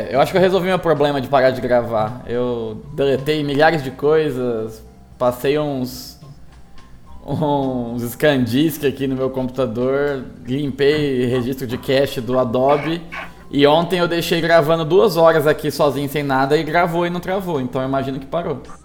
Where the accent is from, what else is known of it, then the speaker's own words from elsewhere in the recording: Mirassol, São Paulo, Brazil; a minha terra natal, a cidade de Mirassol